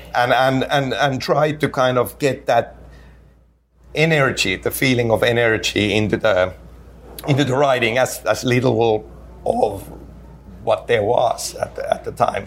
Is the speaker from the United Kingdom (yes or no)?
no; Finland; English is a second language; in Finland, you know, as a kid, kid growing up, obviously English is not my native language